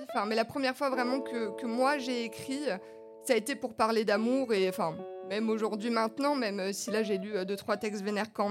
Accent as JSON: {"language": "French", "town": "Épinal", "region": "Grand Est", "country": "France", "moved": "as an adult", "lives_now": "Nancy, France"}